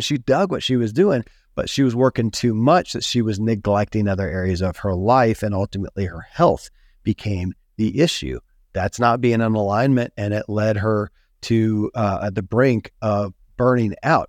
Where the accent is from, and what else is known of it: Kentucky, United States; born or raised there